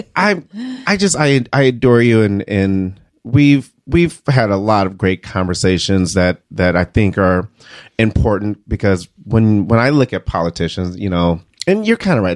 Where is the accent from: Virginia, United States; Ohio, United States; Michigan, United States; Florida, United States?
Michigan, United States; Detroit; now in Iowa, United States; growing up in Detroit